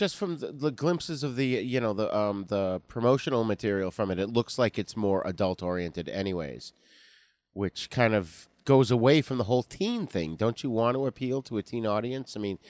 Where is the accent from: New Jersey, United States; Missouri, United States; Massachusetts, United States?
Massachusetts, United States; Boston; we grew up around Boston